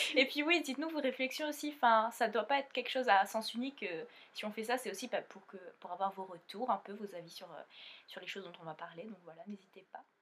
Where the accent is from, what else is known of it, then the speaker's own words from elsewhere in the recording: Réunion; now in Montpellier, France; je viens de l'île de la Réunion et, bah, maintenant, on habite à Montpellier